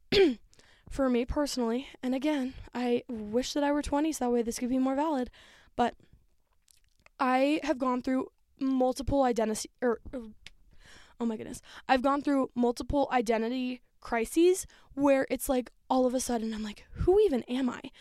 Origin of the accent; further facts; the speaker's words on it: Denver, Colorado, United States; moved away as an adult; I was born in Denver, so I'm very close, like, the place that I was raised for the first three years of my life